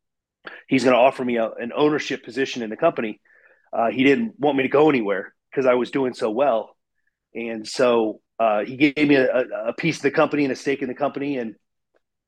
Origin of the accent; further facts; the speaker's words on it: Ohio, United States; I grew up in Ohio, and I had Dan the Man's Lawn Service